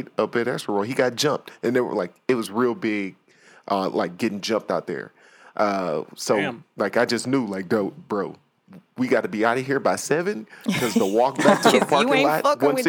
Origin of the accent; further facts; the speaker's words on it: Houston, Texas, United States; I'm from Houston.